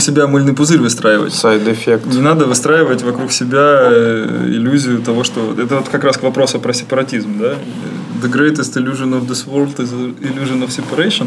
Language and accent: Russian; Saint Petersburg, Russia; я просто петербуржец